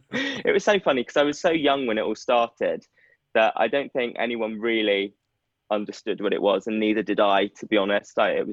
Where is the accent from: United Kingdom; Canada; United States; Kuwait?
United Kingdom; Midlands; accent: Midlands; And I had my Midlands accent knocked out of me.